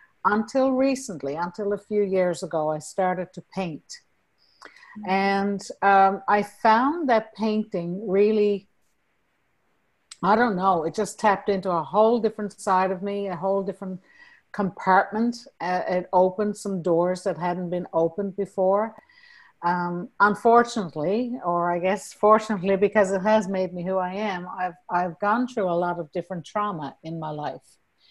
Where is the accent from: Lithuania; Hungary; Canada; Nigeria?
Canada; Newfoundland and Labrador; accent: Newfoundland; now in Norway; And I've lost a lot of my Newfoundland accent, to be honest.